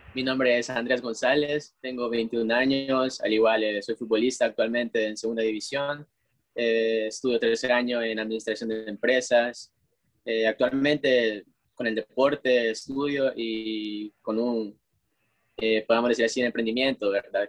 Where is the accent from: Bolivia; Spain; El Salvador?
El Salvador